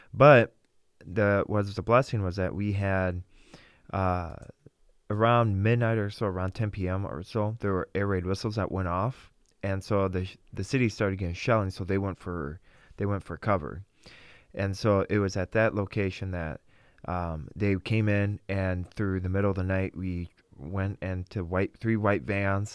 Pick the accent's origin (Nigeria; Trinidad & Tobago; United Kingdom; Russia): Russia; Vladikavkaz, North Ossetia–Alania; now in Wisconsin, United States; I was born in Vladikavsk, Russia.